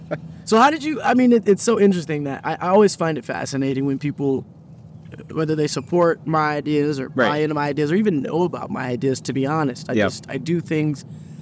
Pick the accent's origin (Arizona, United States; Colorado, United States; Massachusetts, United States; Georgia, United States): Arizona, United States; Phoenix; now in Los Angeles, United States; And I've learned to appreciate it in because when I come from Phoenix.